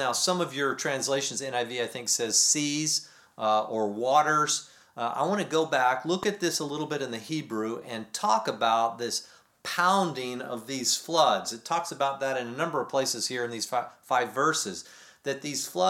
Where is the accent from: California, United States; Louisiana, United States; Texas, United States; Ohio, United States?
Texas, United States; moved away; growing up in Texas and being back there